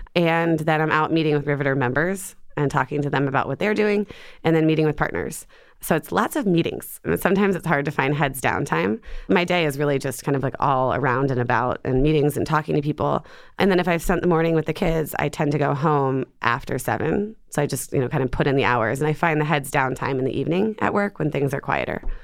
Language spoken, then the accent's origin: English; Ohio, United States; moved away as an adult; also born or lived in Atlanta / New York; now in Seattle, United States; I grew up in Ohio.